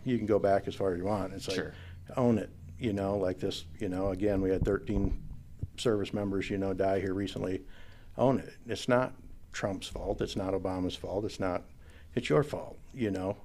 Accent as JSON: {"language": "English", "region": "Northwest Iowa", "country": "United States", "tie": "born or raised there", "said": "I grew up in Northwest Iowa"}